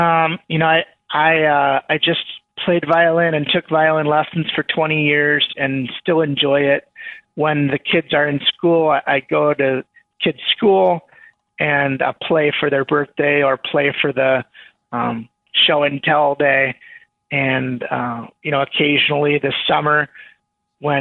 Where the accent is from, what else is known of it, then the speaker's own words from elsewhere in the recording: Chicago, Illinois, United States; also born or lived in Minnesota / Evanston; I grew up in the Chicago area